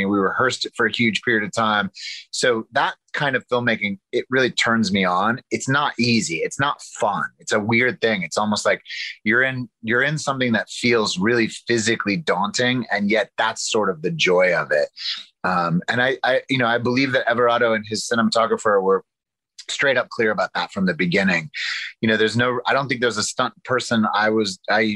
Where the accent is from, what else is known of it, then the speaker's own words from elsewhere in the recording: Arkansas, United States; moved away; also born or lived in New York City; I come from the South. I come from Arkansas